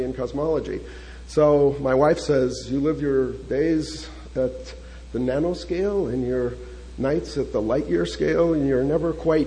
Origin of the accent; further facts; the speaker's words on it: Chicago, Illinois, United States; now in San Diego, United States; So I was raised in Chicago